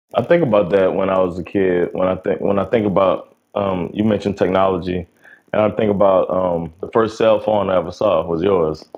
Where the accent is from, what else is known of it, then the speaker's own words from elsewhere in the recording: South Florida, United States; now in Sweden; growing up down here in South Florida